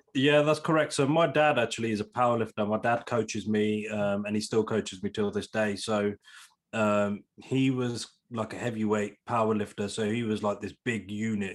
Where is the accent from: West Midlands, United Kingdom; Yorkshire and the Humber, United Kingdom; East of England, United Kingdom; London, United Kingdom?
West Midlands, United Kingdom; Leamington Spa; born and bred in Leamington Spa, still live in Leamington Spa